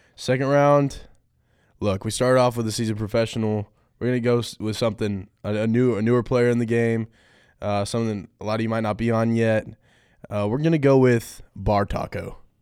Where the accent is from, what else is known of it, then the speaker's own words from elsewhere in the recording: Folsom, California, United States; moved away as an adult; I'm from Folsom, California.